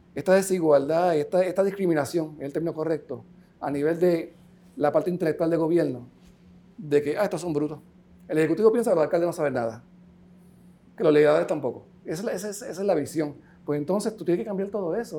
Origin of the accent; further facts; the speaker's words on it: Puerto Rico; soy caribeño, yo no soy americano, yo soy, soy de aquí.